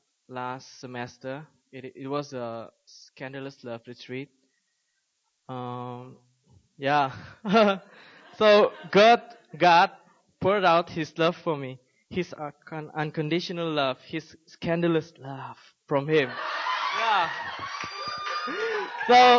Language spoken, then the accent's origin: English; Malaysia; moved away as an adult; also born or lived in South Korea; now in Seoul, South Korea; I was born and raised in Malaysia and came to Korea about 6 months ago